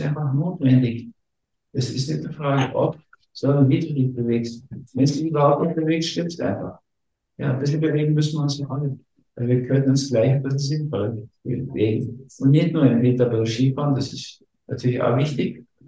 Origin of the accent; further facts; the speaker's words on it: Berlin, Germany; ich bin in Berlin geboren